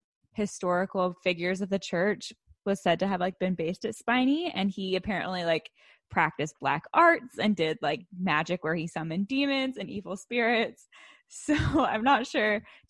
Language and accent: English; Pacific Northwest, United States; Kennedy and I grew up together in a very small town in the Pacific Northwest.